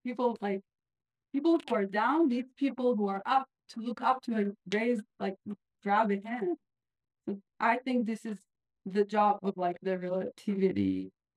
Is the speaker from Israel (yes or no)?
yes; Israel; moved away; I'm from Israel